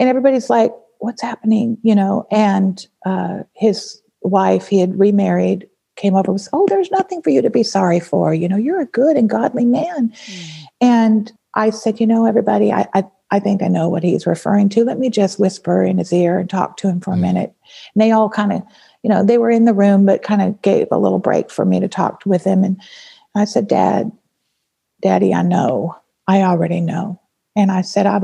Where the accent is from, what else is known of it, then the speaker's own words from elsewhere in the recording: Nevada, United States; I grew up in Nevada